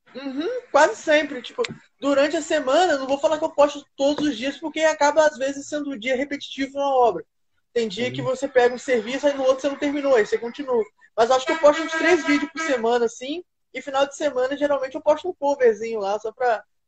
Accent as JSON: {"language": "Portuguese", "town": "Campos dos Goytacazes", "region": "Rio de Janeiro", "country": "Brazil", "said": "Eu sou do interior do Rio de Janeiro, Campos do Goitacazes"}